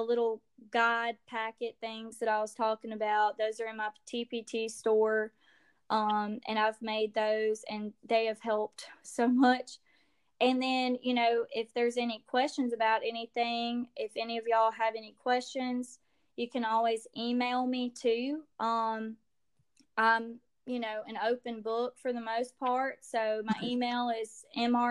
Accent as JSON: {"language": "English", "region": "Louisiana", "country": "United States", "said": "I'm Cajun. I'm from Louisiana"}